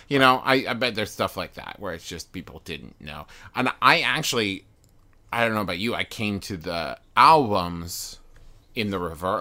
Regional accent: West Virginia, United States; I was raised in West Virginia

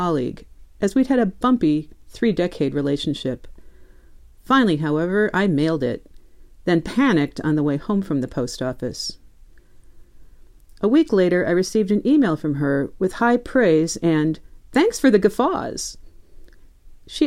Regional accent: Midwest, United States; moved away; I'm originally a Midwesterner

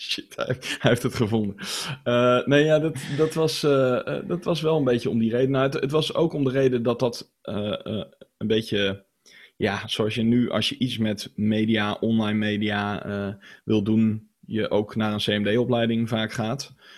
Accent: Zutphen, Gelderland, Netherlands; ik heb de vrije school gedaan in, eh, in Zutphen, waar ik ben opgegroeid.

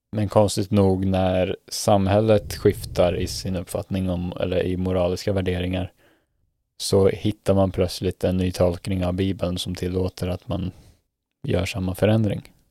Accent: Sweden; moved away as an adult; now in Norway; vårt existerande nätverk hemma i Sverige

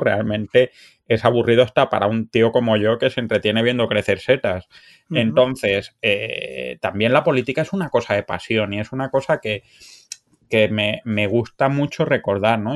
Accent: Cádiar, Andalusia, Spain; moved away as an adult; also born or lived in France; now in Canada; mi, familia es de un pueblo de la Alpujarra Granadina que se llama Cadiar

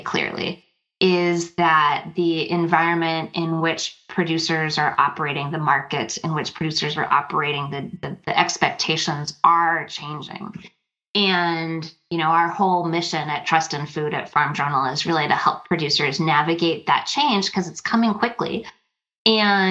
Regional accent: Minnesota, United States; my home state here, the great

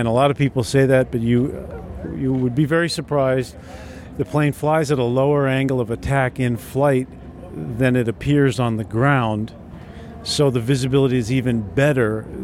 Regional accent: New England, United States; I'm from New England, and it gets mighty cold up there

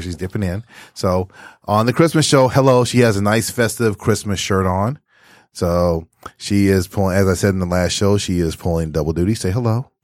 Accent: Texas, United States; now in Michigan, United States; in my hometown during that time period in eighty-two

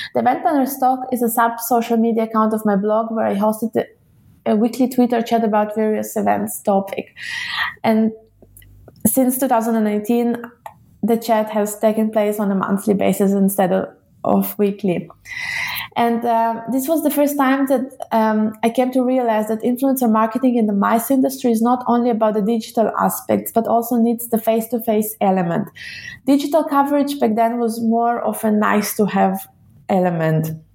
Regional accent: Israel; moved away; also born or lived in Russia / Switzerland / Munich; I was born in Russia and grew up in Israel

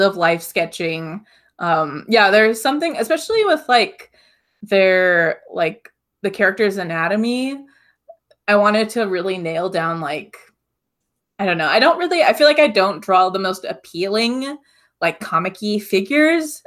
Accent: Hawaii, United States; I grew up in Hawaii, so I'm just surrounded by, like, neon sky, blue oceans

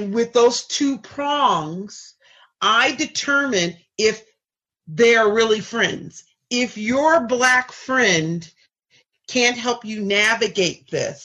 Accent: Seattle, Washington, United States; I grew up in Seattle

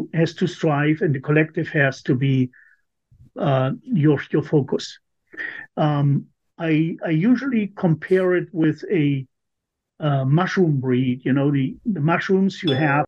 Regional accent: East Germany, Germany; also born or lived in Hanover, Germany; now in United States; I grew up in East Germany

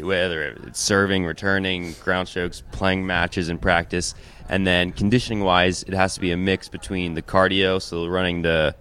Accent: Philadelphia, Pennsylvania, United States; I'm from Philadelphia

